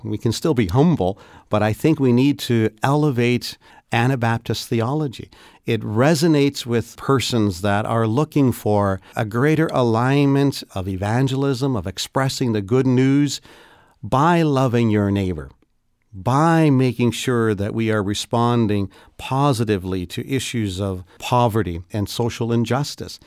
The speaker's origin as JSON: {"language": "English", "country": "Canada", "said": "particularly as a Canadian"}